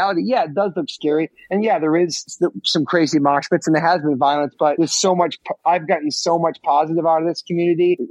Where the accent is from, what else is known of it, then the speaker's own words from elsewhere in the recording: New York, United States; growing up in New York, taking the subways